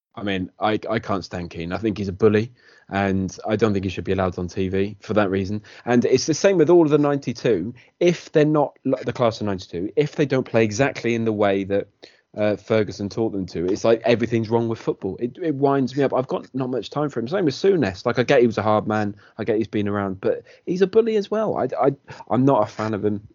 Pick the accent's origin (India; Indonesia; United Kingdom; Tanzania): United Kingdom; Wales; as a Welshman